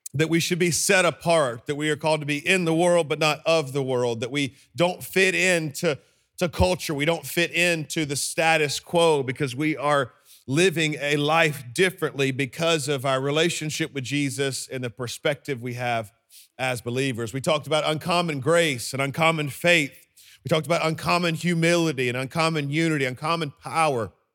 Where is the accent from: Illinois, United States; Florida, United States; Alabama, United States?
Alabama, United States; Birmingham; I am from Birmingham, Alabama.